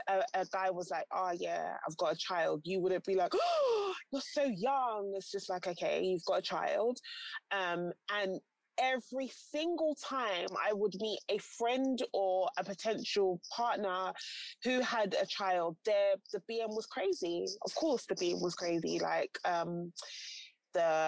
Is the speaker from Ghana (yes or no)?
yes; Ghana; I'm Ghanaian as well, there's like a cultural order of things as well.